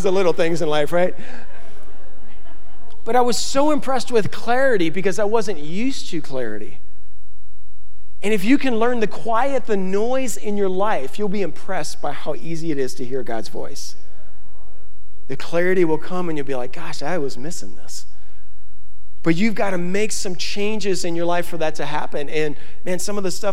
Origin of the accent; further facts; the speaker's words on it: Baton Rouge, Louisiana, United States; moved away; I'm from Louisiana, we are not used to clear water.